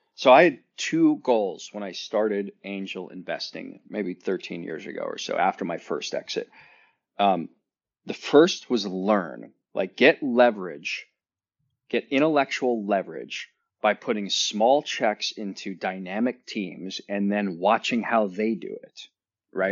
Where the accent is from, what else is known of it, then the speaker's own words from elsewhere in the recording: Northern Ohio, United States; I grew up in Northern Ohio where there's two seasons